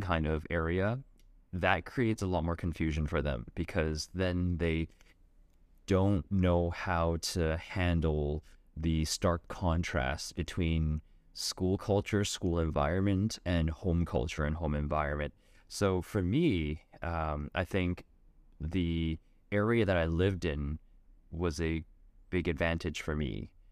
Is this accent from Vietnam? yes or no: no; Vancouver, British Columbia, Canada; my experience growing up in Vancouver